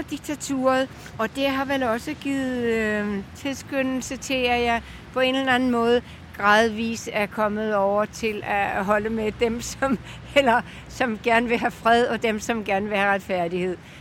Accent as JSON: {"language": "Danish", "area": "Bornholm", "region": "Capital Region of Denmark", "country": "Denmark", "tie": "born or raised there", "also_born_or_lived": "Spain", "moved": "as an adult", "said": "jeg er fra Bornholm mm. oprindeligt"}